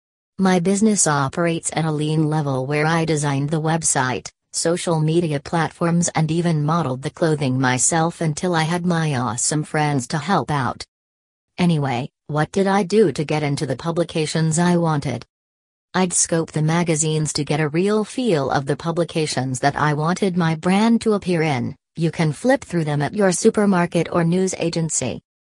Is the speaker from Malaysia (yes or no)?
yes; Malaysia; moved away as an adult; now in Melbourne, Australia; I am originally from Malaysia but have been living in Australia for 11 years.